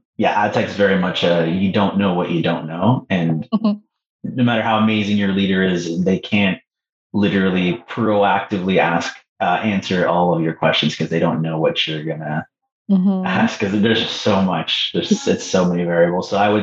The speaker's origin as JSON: {"language": "English", "country": "Canada", "said": "I'm going to say Mexico, just because I'm Canadian, right?"}